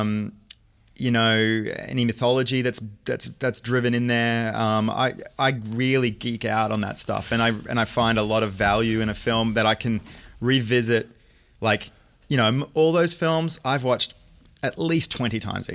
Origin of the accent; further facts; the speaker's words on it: Brisbane, Queensland, Australia; moved away as an adult; now in New York, United States; I'm a Brizzy boy